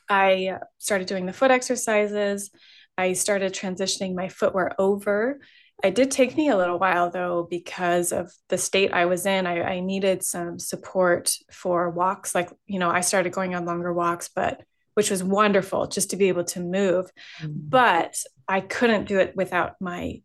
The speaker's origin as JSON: {"language": "English", "region": "California", "country": "United States", "tie": "born or raised there", "said": "I grew up in California"}